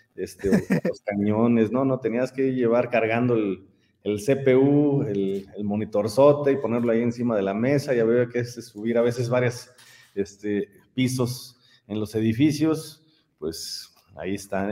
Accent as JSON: {"language": "Spanish", "town": "San Miguel de Allende", "region": "Guanajuato", "country": "Mexico", "tie": "born or raised there", "said": "Yo soy de San Miguel de Allende y siendo de San Miguel, nosotros aquí estamos acostumbrados a convivir con muchísimos extranjeros, desde niños"}